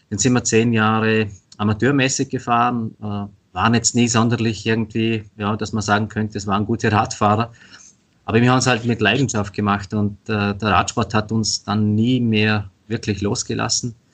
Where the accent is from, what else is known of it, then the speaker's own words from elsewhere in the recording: Vorarlberg, Austria; also bei uns in Vorarlberg ist es zum Beispiel ganz anders wie in Tirol